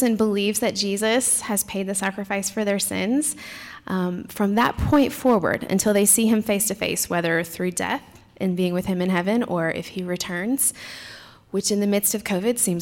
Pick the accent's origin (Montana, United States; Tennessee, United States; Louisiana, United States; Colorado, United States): Tennessee, United States; moved away as an adult; now in Sikeston, United States; My husband and I are from Tennessee originally